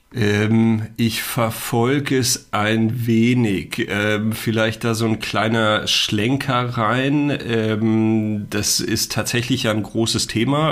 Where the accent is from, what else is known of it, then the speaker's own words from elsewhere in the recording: a small village in the Sauerland, North Rhine-Westphalia, Germany; ich komme aus einem ganz kleinen Dorf im Sauerland, ja, in Nordrhein-Westfalen